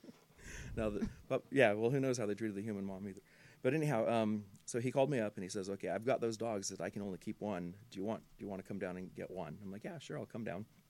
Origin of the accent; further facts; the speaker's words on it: Pomona, California, United States; growing up in Pomona